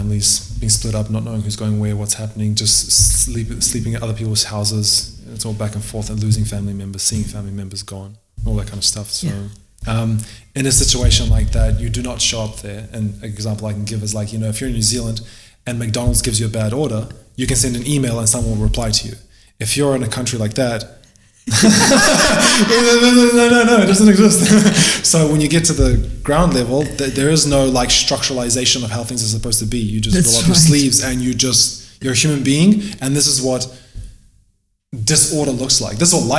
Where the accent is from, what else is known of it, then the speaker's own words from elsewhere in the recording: Albania; moved away; I'm from Albania, so I didn't go through the war myself personally because we came here before it all popped off.